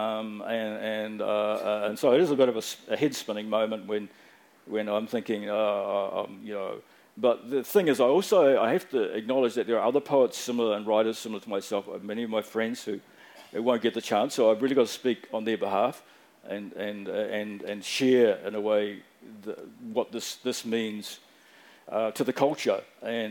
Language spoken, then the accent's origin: English; Auckland, New Zealand; also born or lived in Fiji / Dunedin; when I was growing up in South Auckland